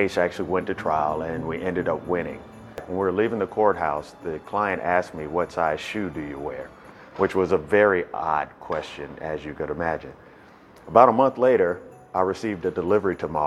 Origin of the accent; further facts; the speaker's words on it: Chicago, Illinois, United States; now in Atlanta, United States; I was born in Chicago